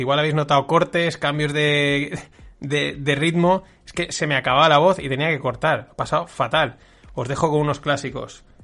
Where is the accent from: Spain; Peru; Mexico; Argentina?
Spain